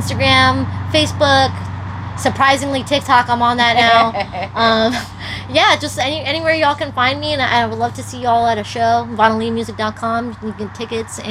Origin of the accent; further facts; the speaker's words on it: New York, United States; moved away as an adult; now in California, United States; when I was living in New York